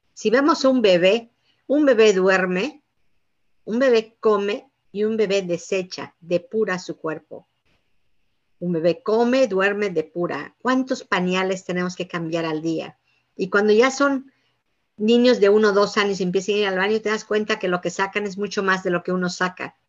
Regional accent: Yucatán, Mexico; moved away; somos originarios de Yucatán

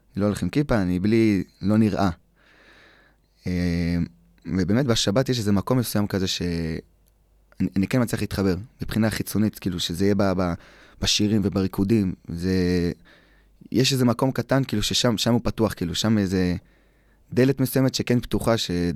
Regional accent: Eli, West Bank, Israel

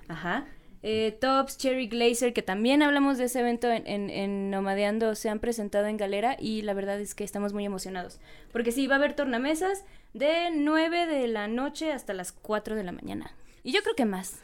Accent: Yucatán, Mexico; now in Mexico City, Mexico; ya les dije que soy de Yucatán. Ahí el clima es tropical

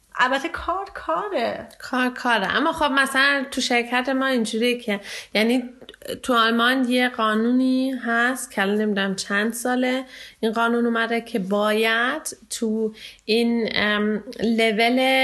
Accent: Iran; now in Germany; ایرانی هستم

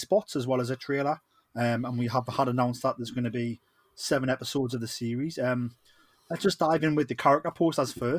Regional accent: Geordie, North East England, United Kingdom

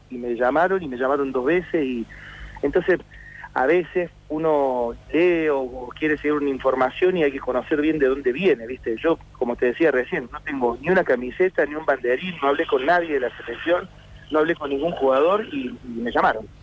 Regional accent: Buenos Aires, Argentina; also born or lived in Córdoba, Argentina; nací en Córdoba, vivo en Buenos Aires desde que tengo ocho años

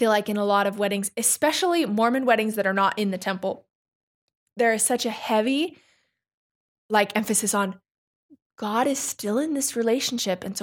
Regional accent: New Mexico, United States; I grew up in New Mexico.

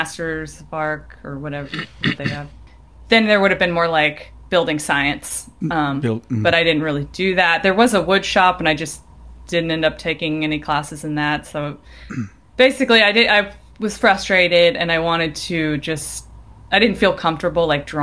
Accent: Kansas City, Kansas, United States; moved away as an adult; also born or lived in Minnesota; I grew up in Kansas City, Kansas side, and I went to University of Minnesota for architecture.

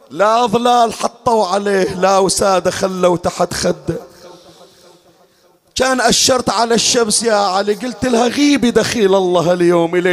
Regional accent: Bahrain; يا علي أنا من البحرين وانت بالنجف وتسمع صوتي

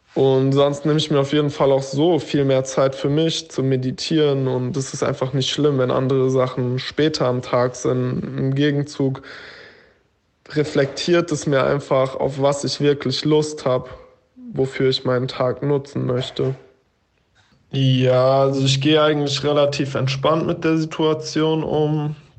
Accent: Frankfurt am Main area, Hesse, Germany; now in Berlin, Germany; ursprünglich komme ich aus Frankfurt am Main beziehungsweise aus dem Umland vom Dorf

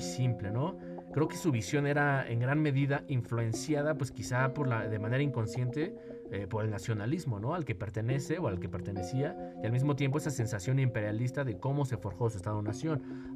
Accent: Mexico; en mi país, en mi caso, en México

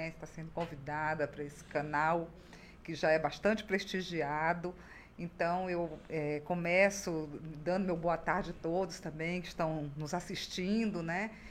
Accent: Rio Branco, Acre, Brazil; Acriana, formada pela, pela Universidade Federal do Acre. Nasceu em Rio Branco mesmo? Nasci em Rio Branco.

